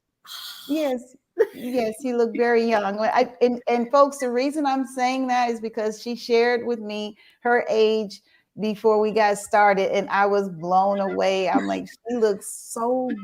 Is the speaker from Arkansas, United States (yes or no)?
yes; Marvell, Arkansas, United States; I'm from Marvel, right down the road from Lee High School